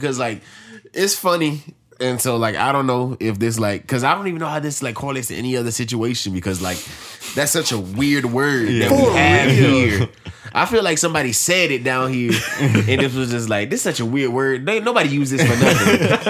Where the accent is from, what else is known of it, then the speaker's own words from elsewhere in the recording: United States; Well, I say we because we're American.